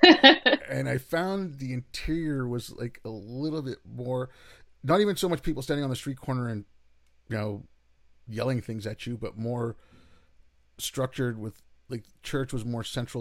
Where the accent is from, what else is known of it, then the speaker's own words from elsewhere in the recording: Montreal, Quebec, Canada; moved away; I grew up in Montreal